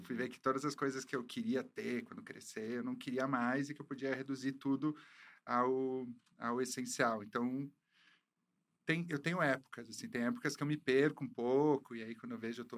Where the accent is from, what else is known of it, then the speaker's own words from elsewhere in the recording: Caxias do Sul, Rio Grande do Sul, Brazil; eu sou de Caxias do Sul, no né? Rio Grande do Sul